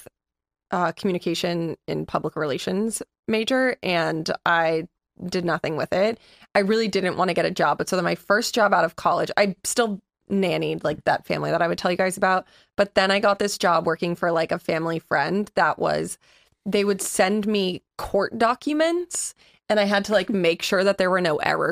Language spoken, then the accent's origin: English; Massachusetts, United States; moved away as an adult; now in California, United States; I grew up in Massachusetts my whole life, went to college in Massachusetts